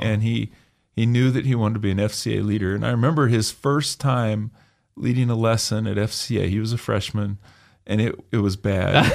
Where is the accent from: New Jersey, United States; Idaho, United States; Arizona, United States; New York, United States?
Idaho, United States; Emmett; I was raised in Emmett